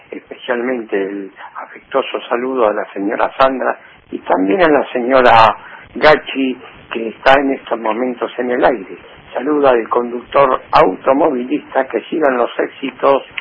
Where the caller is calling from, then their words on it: Buenos Aires, Argentina; Hola, chicas. Soy … de la Boca, un audiófilo de la radio.